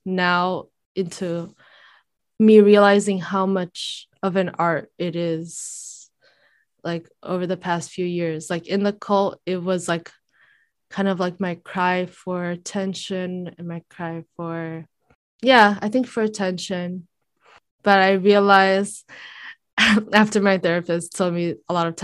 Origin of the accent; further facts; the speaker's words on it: Brazil; moved away; I grew up in Brazil